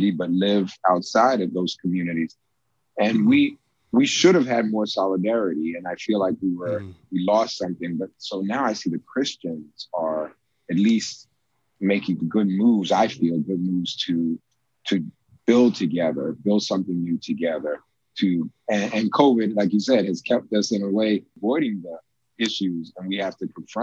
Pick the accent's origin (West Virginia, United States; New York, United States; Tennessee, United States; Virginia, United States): New York, United States; New York City; moved away as an adult; also born or lived in Washington, D.C.; I'm from New York City.